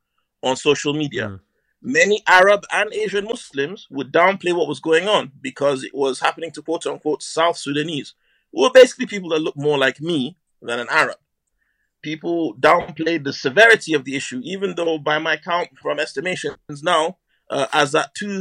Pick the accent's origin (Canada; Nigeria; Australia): Nigeria; Northern Nigeria; now in England; I'm Nigerian. Not sure if you noticed. I've grown up in Northern Nigeria.